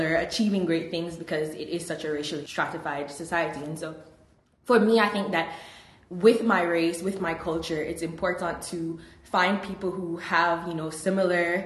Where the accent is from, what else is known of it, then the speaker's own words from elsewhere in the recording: Jamaica; now in United States; I'm originally from Jamaica